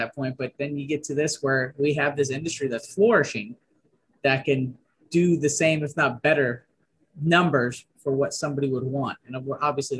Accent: United States; growing up and being American

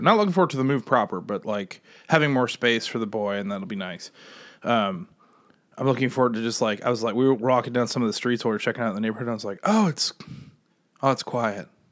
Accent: Midwest, United States; moved away; I'm from the Midwest

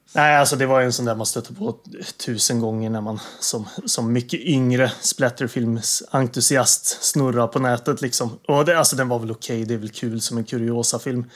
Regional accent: Värmland, Sweden; moved away; jag är hemma i Värmland

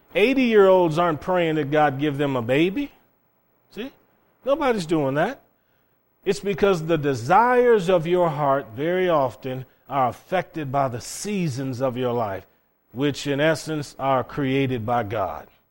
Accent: Cleveland, Ohio, United States; moved away as an adult; also born or lived in Okinawa, Japan; growing up in Cleveland, Ohio

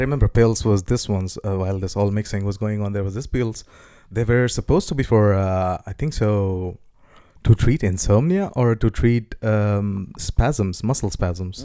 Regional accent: India; growing up as an Indian kid

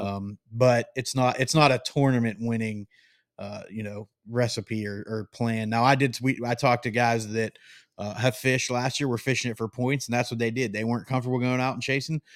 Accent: Great Lakes, United States; moved away; I grew up not far

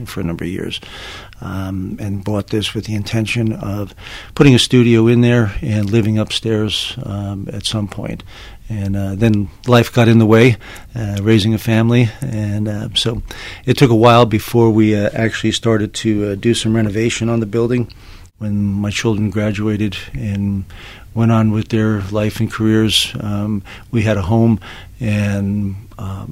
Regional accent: Long Island, New York, United States; also born or lived in St. Louis, Missouri / Savannah, Georgia / Birmingham, Alabama; now in Larned, United States; I'm from Long Island, New York

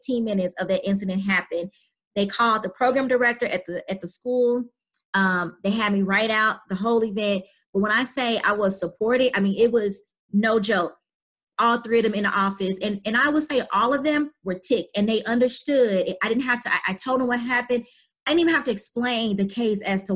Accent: St. Louis, Missouri, United States; accent: St. Louis; I do have a St. Louis accent

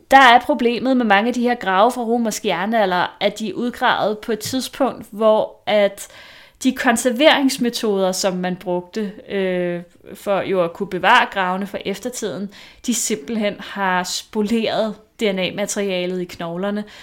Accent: Vestegnen, Capital Region of Denmark, Denmark; Jeg er fra Vestegnen

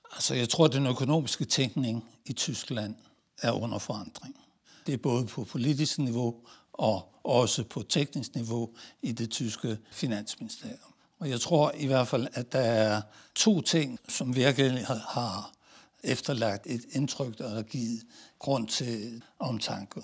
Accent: Denmark; moved away as an adult; also born or lived in Italy; meget som dansker

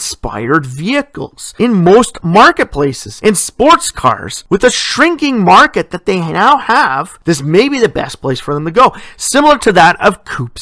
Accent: Sudbury, Ontario, Canada; born or raised there

